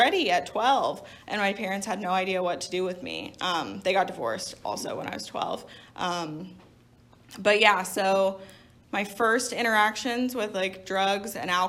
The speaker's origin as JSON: {"language": "English", "town": "Little Rock", "region": "Arkansas", "country": "United States", "tie": "born or raised there", "moved": "yes", "said": "I grew up in Little Rock, Arkansas"}